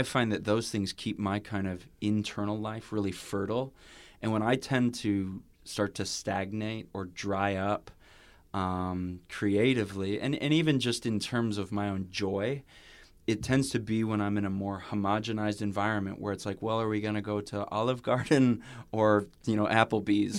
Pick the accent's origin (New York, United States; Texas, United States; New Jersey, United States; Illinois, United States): Illinois, United States; near Chicago; we grew up near Chicago